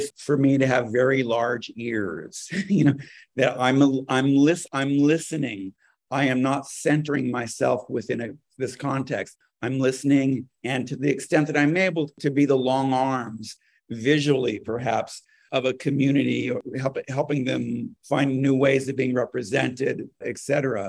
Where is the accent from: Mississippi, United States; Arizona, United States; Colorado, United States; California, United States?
California, United States; now in New York, United States; in California, where I'm from originally. I mean, I've lived in New York for a long time, but I am a Californian.